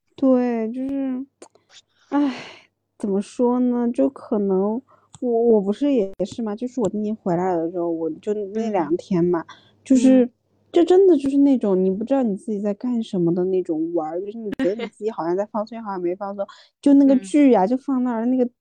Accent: China; 作为中国人

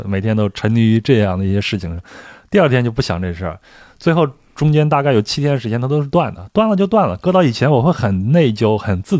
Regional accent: Henan, China; moved away; 我老家在河南。

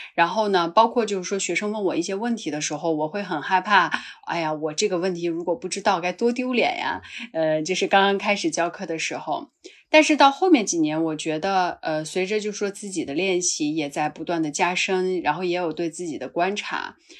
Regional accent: Qinghai-Tibet Plateau, China; also born or lived in Northwest China; now in Beijing, China; 因为我出生在这个西北哈，其实长大是在这个青藏高原

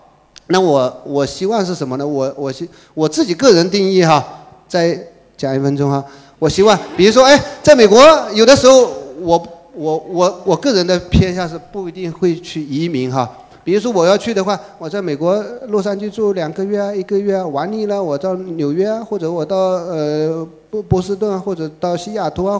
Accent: China; 我们中国人溜的不得了

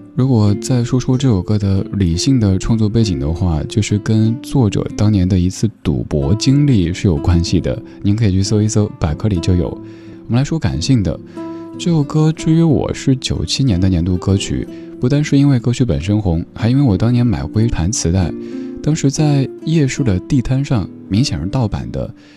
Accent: Chengdu, Sichuan, China; 我家乡成都

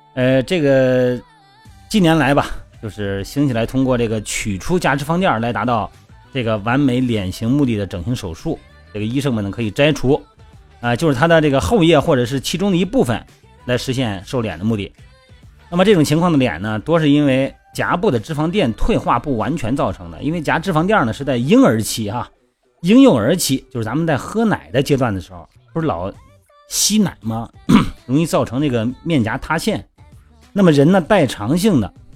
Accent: Linyi, Shandong, China; 我们老家不是山东吗？那个临沂那边

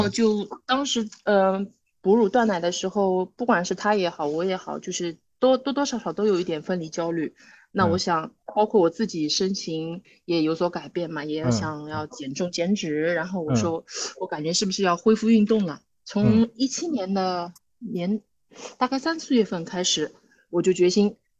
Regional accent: China; 我觉得我们中国人不行吗？

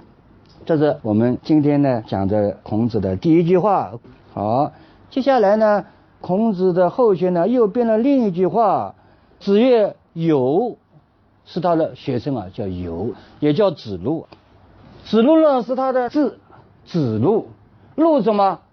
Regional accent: China; 我们中国人

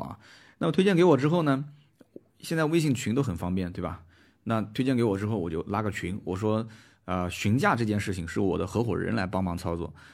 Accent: Nanjing, Jiangsu, China; also born or lived in Shanghai; 其实我当年从南京去上海上学

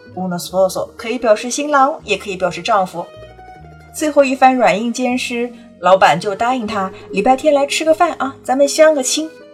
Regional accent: Italy; 我们意大利人叫 mafia

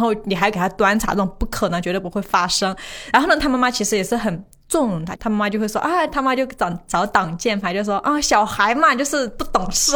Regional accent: Guizhou, China; accent: Guizhou dialect; 我们贵州话

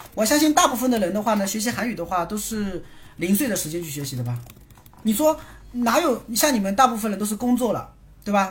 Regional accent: China; 毕竟我是中国人

